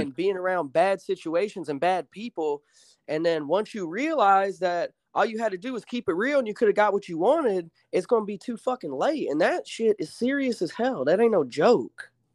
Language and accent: English; Alabama, United States; moved away as an adult; also born or lived in Chicago, Illinois; I was born in Illinois, but I moved to Alabama in, like, a rural town when I was, uh, when I was, like, nine or ten